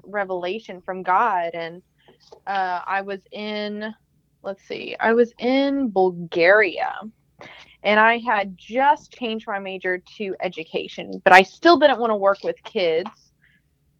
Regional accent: Texas, United States; I'm an elementary teacher. I'm from Texas.

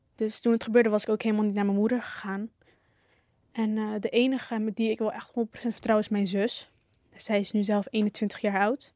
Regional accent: Hellevoetsluis, South Holland, Netherlands; ik kom uit Hellevoetsluis, Zuid-Holland

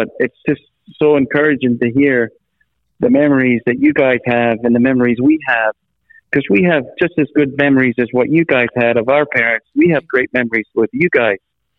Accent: Scotland, United Kingdom; now in United States; in Scotland. Still, you know, and now I'm here in America, but I guess I'm more Americanized now than I am Scottish when you think about it.

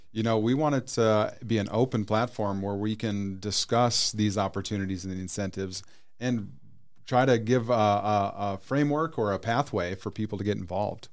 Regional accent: North Dakota, United States; also born or lived in Arizona; now in Peoria, United States; I'm originally from North Dakota

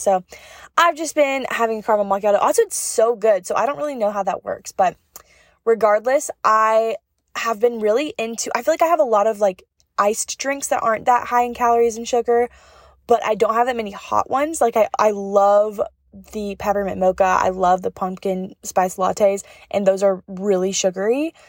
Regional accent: North Carolina, United States; I'm from North Carolina, like, in the mountains

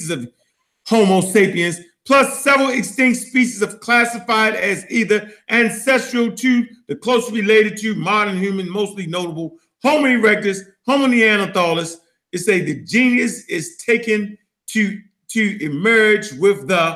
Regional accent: Baltimore, Maryland, United States; Dogs or dugs, like we say in Baltimore, Maryland. Yeah, I'm from Park Heights.

